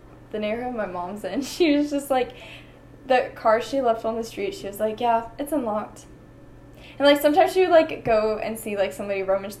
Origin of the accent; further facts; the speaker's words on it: Georgia, United States; And a funny thing that people do a lot from Georgia that I didn't know about until somebody who grew up in Texas told me that we do this is we say what county we're from.